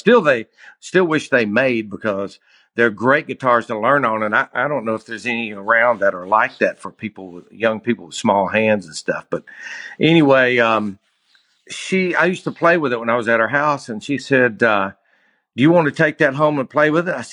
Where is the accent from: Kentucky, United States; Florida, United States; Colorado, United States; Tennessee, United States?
Tennessee, United States; Bristol; I'm from Bristol, Tennessee, East Tennessee. Actually, I grew up in Bristol and outside of, like, kind of out in the county, a little bit, about 8 miles south of Bristol.